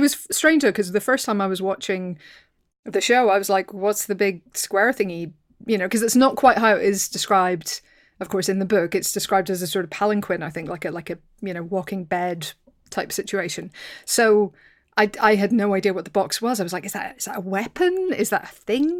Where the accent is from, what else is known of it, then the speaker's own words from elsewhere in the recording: Northern Ireland, United Kingdom; I come from Northern Ireland, so I, I grew up near the Giant's Causeway